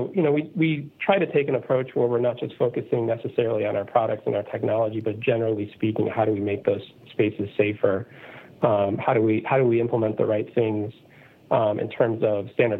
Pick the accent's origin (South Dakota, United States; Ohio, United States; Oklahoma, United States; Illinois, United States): Illinois, United States; Chicago; I was born and raised in the Chicago area in Illinois in the U.S.